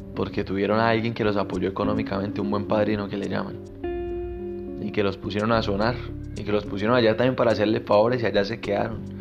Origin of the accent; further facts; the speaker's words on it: Colombia; mi país, en Colombia